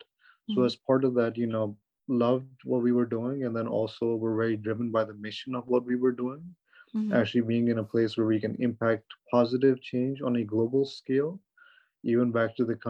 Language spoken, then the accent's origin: English; Pakistan; moved away as an adult; now in United States; I'm from Pakistan